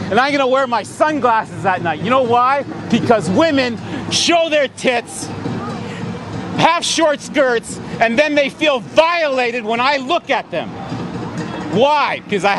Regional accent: Yorkshire and the Humber, United Kingdom; I'm from Humberside. I'm sorry if I made a fool of Humberside, but all those people who called me a sleepwalker.

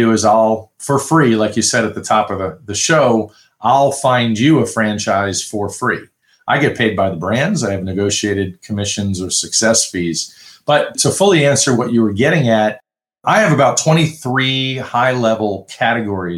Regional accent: New York, United States; I grew up in New York

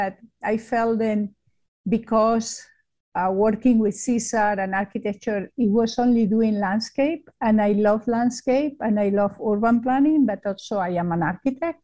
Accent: Spain; English is a second language; moved away as an adult; now in United States; I am from Spain, and it's very obvious by my accent.

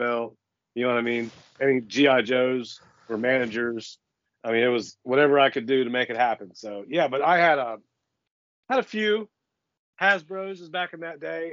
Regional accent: Scio, Ohio, United States; I'm from Sio myself

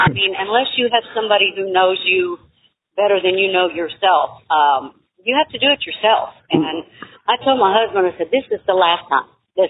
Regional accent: Tennessee, United States; also born or lived in Florida; But we were raised in Tennessee and had a lot of family in Ohio and Kentucky.

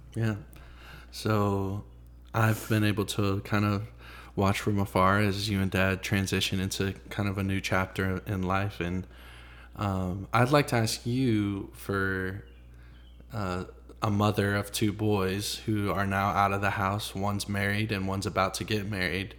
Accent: Franklin, Tennessee, United States; also born or lived in Nashville; so I grew up in Franklin. I, I was born in Nashville. We moved to Franklin when I was maybe five or six years old.

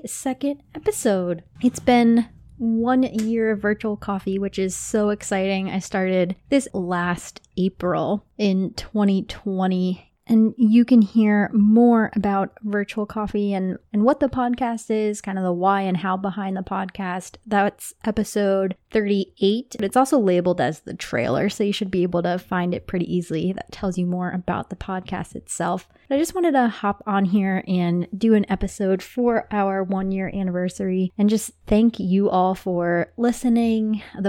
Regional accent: Toms River, New Jersey, United States; A little bit about me. I grew up in New Jersey in Toms River. Shout out to my family. It's near Seaside, if you're familiar with the Jersey Shore. I grew up there my whole life

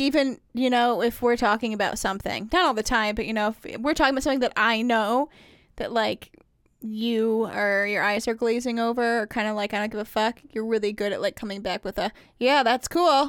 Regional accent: Indiana, United States; I grew up in Indiana

